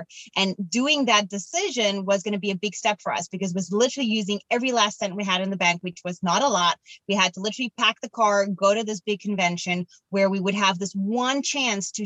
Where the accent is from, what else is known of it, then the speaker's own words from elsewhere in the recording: Cape Town, Western Cape, South Africa; moved away; I'm from Cape Town in South Africa